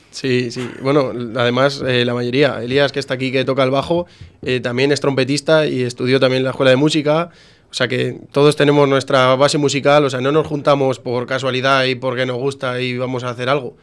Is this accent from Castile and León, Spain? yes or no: yes; Coca, Castile and León, Spain; moved away as an adult; now in Valencia, Spain; todos hemos salido de Coca, todos somos de Coca